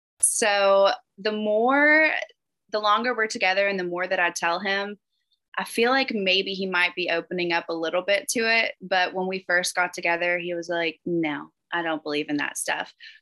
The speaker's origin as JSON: {"language": "English", "region": "the South", "country": "United States", "said": "And I do still say y'all, and I feel like maybe that's the only way you would know I was from the South."}